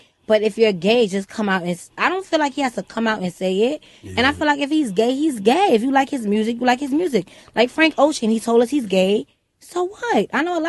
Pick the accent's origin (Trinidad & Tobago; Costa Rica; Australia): Trinidad & Tobago; moved away; also born or lived in Brooklyn; I'm from Trinidad.